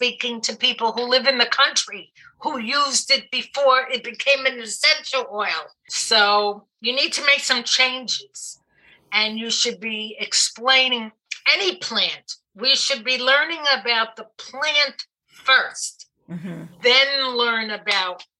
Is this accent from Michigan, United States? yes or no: no; New York City, New York, United States; moved away; also born or lived in New Jersey; I didn't grow up in New Jersey. I grew up in Brooklyn, and the accent is still there